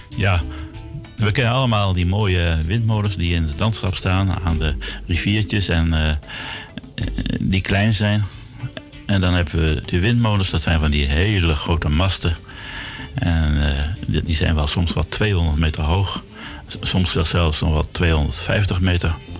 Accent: Zwolle, Overijssel, Netherlands; moved away as an adult; also born or lived in Groningen; now in Amsterdam, Netherlands; Ik ben geboren in eh, Zwolle. Daar heb ik heel lang gewoond, tot, tot mijn achttiende

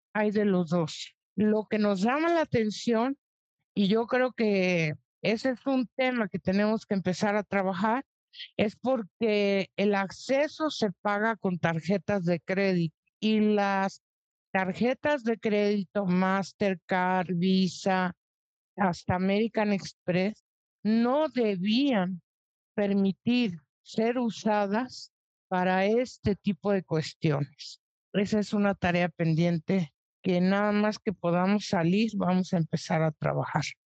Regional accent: Mexico

